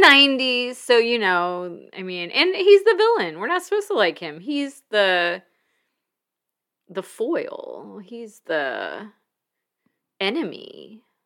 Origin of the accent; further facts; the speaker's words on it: Mobile, Alabama, United States; growing up in Mobile near water